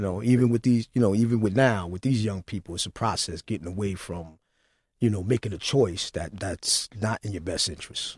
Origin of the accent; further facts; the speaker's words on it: New York City, New York, United States; I'm a fellow New Yorker. I was born in Queensbridge